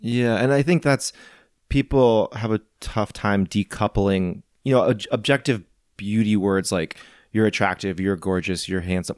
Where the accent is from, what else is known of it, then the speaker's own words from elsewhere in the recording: St. Louis, Missouri, United States; moved away; also born or lived in New England; I'm from Saint Louis